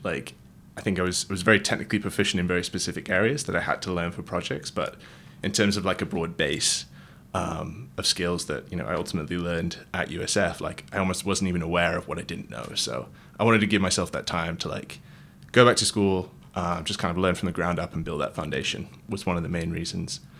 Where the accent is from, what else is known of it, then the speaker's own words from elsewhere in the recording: Wales, United Kingdom; moved away as an adult; also born or lived in Manchester, United Kingdom / London, United Kingdom; now in San Francisco Bay Area, United States; I'm from originally from the UK. Um, grew up in Wales.